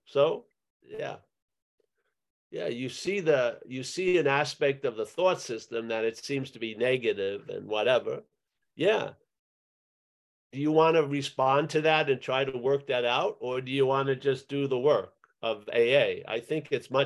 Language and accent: English; United States; my growing up in America